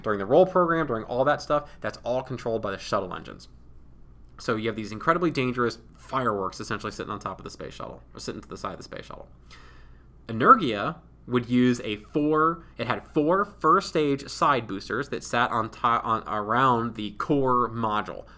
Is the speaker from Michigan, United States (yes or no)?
no; Ohio, United States; I'm from Ohio.